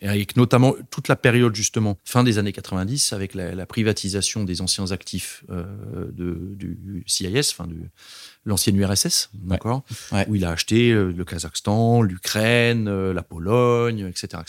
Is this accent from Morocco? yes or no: no; Strasbourg, Grand Est, France; moved away as an adult; also born or lived in Paris; now in Brussels, Belgium; Originellement, je suis alsacien, je viens de Strasbourg, j'ai grandi là-bas avant d'aller à Paris pour l'école d'ingénieur